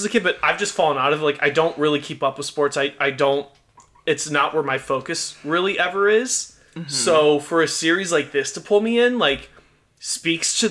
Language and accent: English; Illinois, United States; we grew up spending the majority of our lives, like born and raised in Illinois